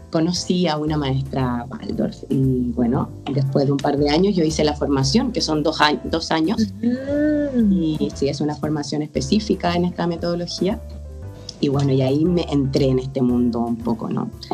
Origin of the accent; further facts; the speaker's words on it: Chile; moved away as an adult; now in Barcelona, Spain; me fui, de Chile, ahora yo vivo en Barcelona